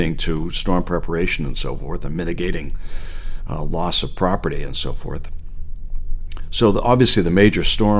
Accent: outside of Boston, Massachusetts, United States; moved away as an adult; now in Portland, Maine, United States; when I grew up outside of Boston, I grew up outside of Boston, came back to Boston as a professional

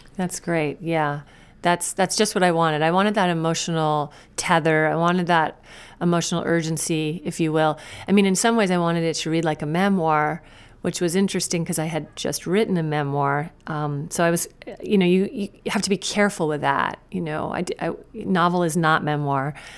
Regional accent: Woolwich, Maine, United States; moved away as an adult; also born or lived in China; now in Portland, United States; Maine is my home. It's, it's been my home my whole life, but I've l, lived away from it so often

